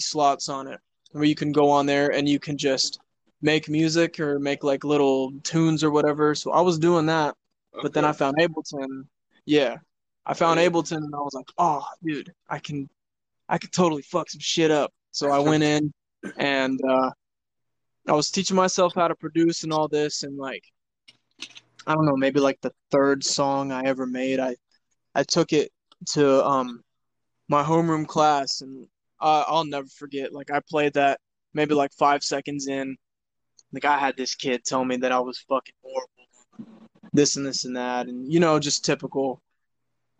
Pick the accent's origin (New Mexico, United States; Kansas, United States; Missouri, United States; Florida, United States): Kansas, United States; Independence; I was born in Independence, Kansas. It's a town of maybe 7,000, 8,000 people. I had an abusive father. My mother wasn't really good. So, I mean, I was growing up